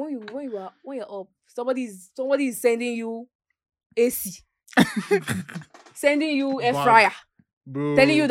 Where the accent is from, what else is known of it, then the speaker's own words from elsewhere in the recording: Nigeria; As a Nigerian girl.